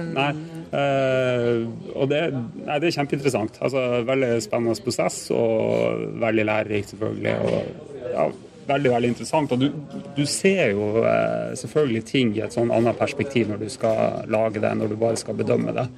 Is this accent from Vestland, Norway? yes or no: no; Tromsø, Troms, Norway; nå er jeg fra Tromsø